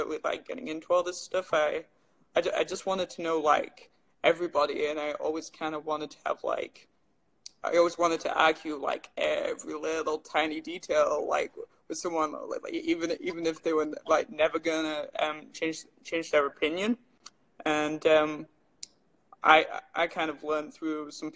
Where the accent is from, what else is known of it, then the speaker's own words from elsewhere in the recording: England, United Kingdom; now in Red Deer, Canada; I'm from England